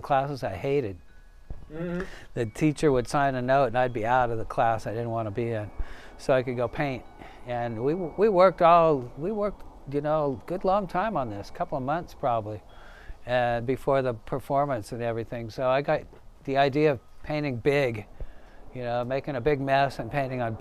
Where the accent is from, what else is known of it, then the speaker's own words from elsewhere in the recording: Sacramento, California, United States; I grew up in Sacramento, the capital city of California.